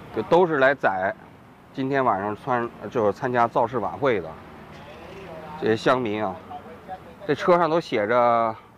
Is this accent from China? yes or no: yes; China; moved away as an adult; now in Tokyo, Japan; 我啊，来自于中国大陆